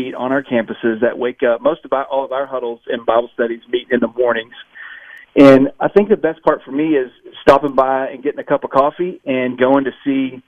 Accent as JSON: {"language": "English", "region": "Texas", "country": "United States", "tie": "born or raised there", "also_born_or_lived": "Oklahoma / Tennessee", "moved": "as an adult", "lives_now": "Florida, United States", "said": "I grew up in Texas, in FCA"}